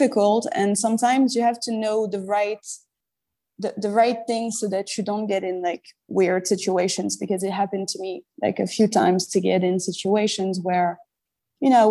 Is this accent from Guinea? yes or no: no; Paris, Île-de-France, France; moved away as an adult; now in Marrakesh, Morocco; I was born and raised in Paris